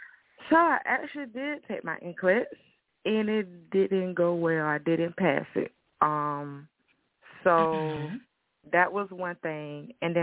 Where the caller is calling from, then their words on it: Tallahassee, Florida, United States; Yes, Tallahassee, Florida. Yes, ma'am.